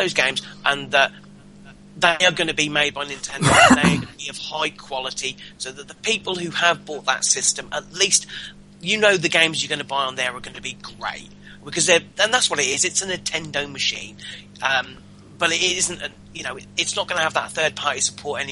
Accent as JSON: {"language": "English", "region": "England", "country": "United Kingdom", "said": "we're English"}